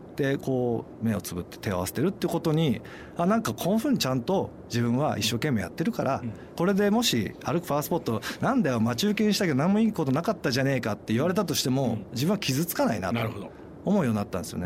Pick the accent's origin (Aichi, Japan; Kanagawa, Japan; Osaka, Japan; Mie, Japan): Kanagawa, Japan; Kamakura; also born or lived in Tokyo; 僕、まあ、鎌倉なんですけど、ずっと私立のあの都内の学校行ってて